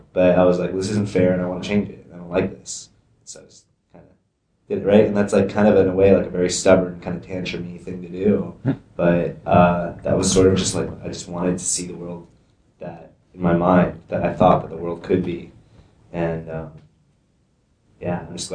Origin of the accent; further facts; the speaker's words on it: Vermont, United States; moved away; also born or lived in New York / West Coast; I was born here in New York, but I grew up in Vermont my entire life